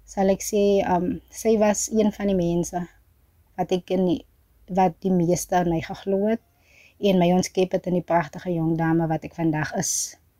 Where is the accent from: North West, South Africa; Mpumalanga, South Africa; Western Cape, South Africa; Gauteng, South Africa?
Western Cape, South Africa; Oudtshoorn; also born or lived in Free State; Ek is 'n 23-jarige van Bialdrag. Dis 'n plaas net so buite Oudtshoorn